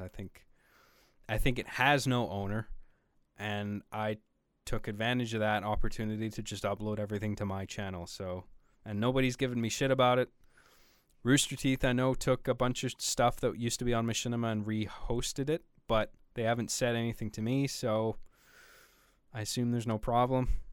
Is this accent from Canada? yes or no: yes; Canada; being a homely boy from from up here in my Canadian igloo